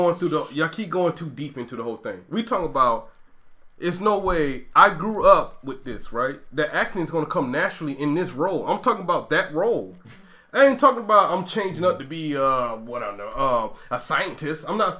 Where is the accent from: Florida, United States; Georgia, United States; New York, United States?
Georgia, United States; Brunswick; I'm from Brunswick, Georgia